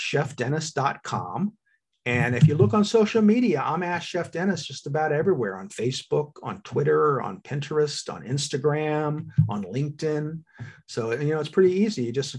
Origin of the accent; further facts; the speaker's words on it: Paris, Île-de-France, France; I love Paris. And I think a lot of Parisians go, of course we're rude. We're from Paris.